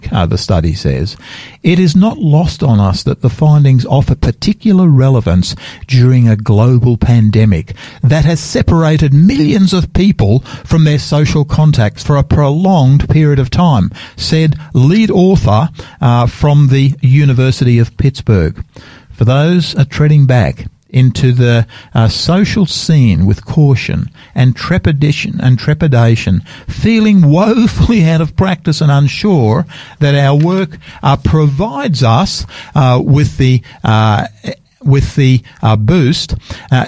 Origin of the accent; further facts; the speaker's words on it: Sydney, New South Wales, Australia; now in Adelaide, Australia; I come from the East Coast Australia, Sydney's hometown for me